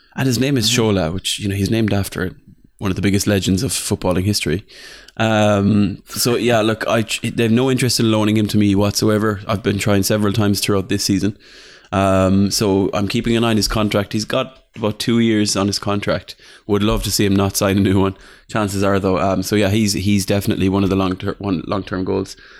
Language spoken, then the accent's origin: English; Ireland; I'm from Ireland.